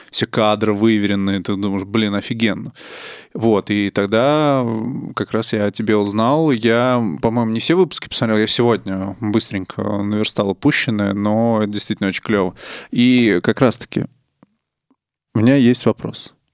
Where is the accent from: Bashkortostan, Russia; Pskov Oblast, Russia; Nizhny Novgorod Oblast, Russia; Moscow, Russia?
Nizhny Novgorod Oblast, Russia; Nizhny Novgorod; я из Нижнего.